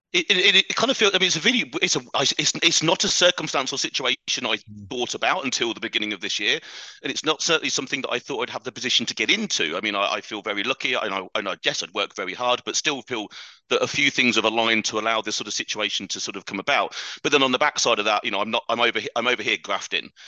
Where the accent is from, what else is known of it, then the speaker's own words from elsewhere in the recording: United Kingdom; accent: British; also born or lived in Dubai; British accent is absolutely correct. That's uh, that's where I'm from.